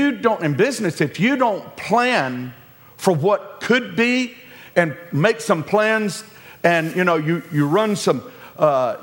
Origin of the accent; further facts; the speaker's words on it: the South, United States; We're from the South